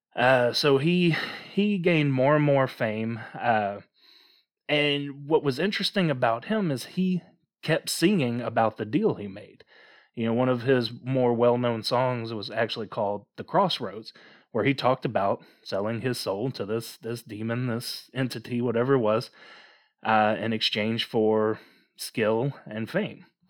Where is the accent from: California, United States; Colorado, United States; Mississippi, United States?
Mississippi, United States; growing up in Mississippi, uh, we're only about thirty minutes away from a story of ….